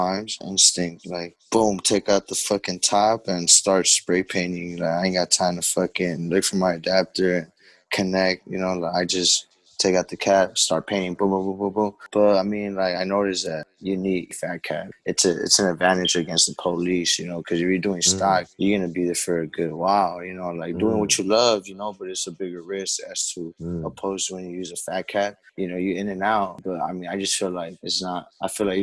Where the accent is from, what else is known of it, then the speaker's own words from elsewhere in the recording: Los Angeles, California, United States; I'm from Los Angeles, Koreatown.